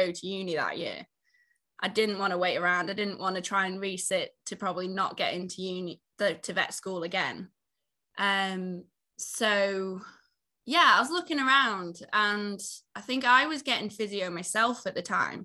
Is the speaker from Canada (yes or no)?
no; Isle of Man; moved away; I'm from the Isle of Man originally, so I grew up on a farm there